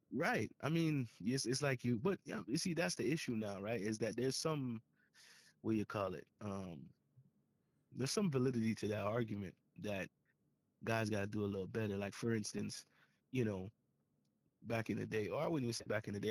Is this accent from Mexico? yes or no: no; Jamaica; As a Jamaican, as a Jamaican, I grew up with it too